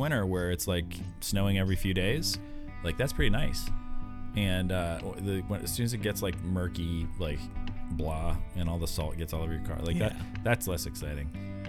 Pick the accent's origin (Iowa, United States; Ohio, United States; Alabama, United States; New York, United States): Iowa, United States; accent: Western Pennsylvania; now in Pittsburgh, United States; originally I was born in Pittsburgh. I knew what you were trying to say, and I was twisting it on you. I moved to Iowa when I was 8 years old.